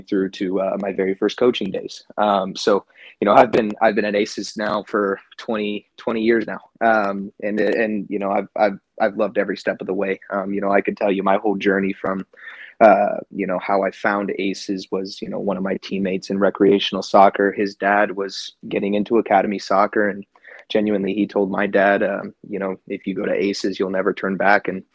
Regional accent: Plano, Texas, United States; I grew up here in Plano, Texas. I've lived here my whole life

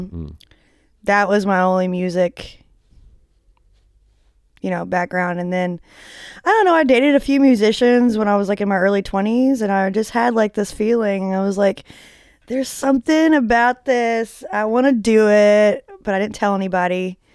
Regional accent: Arlington, Texas, United States; also born or lived in Memphis, Tennessee; now in Dallas, United States; I was born in Dallas over there in Parkland. And then I moved to Memphis, Tennessee, North Fraser

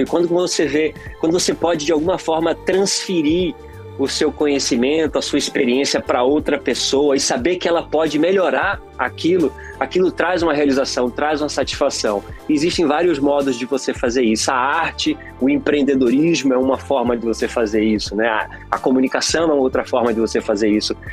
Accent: Pernambuco, Brazil; now in Los Angeles, United States; eu sou de Pernambuco, então lá em Pernambuco o, o, o, nordestino brasileiro ele é muito musical

